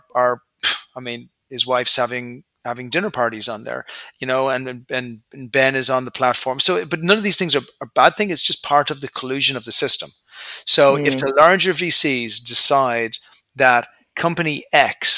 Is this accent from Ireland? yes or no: yes; Ireland; moved away; I'm an Irish guy initially. I came from a nice family.